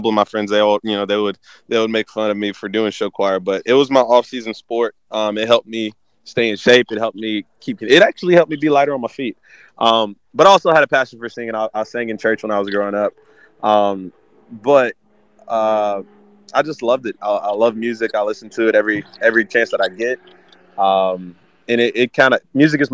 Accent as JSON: {"language": "English", "town": "Auburn", "region": "Alabama", "country": "United States", "tie": "born or raised there", "also_born_or_lived": "Florida", "said": "I was born in a smaller town in Florida, moved to a smaller town in Alabama before coming to Auburn. I actually moved here when I was in third going into fourth grade."}